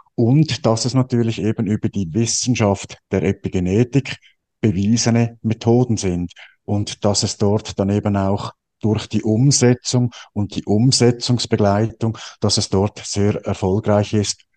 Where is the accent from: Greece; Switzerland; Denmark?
Switzerland; bei uns in der Schweiz